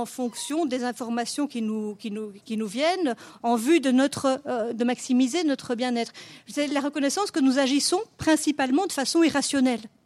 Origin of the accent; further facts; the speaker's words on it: Belgium; chez nous en Belgique